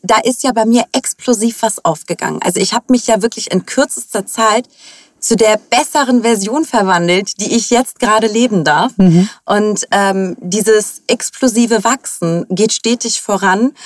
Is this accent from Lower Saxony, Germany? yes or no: no; Hamburg, Germany; Ich bin in Hamburg geboren, bin die Tochter äh, von äh, türkischen ehemaligen Gastarbeitern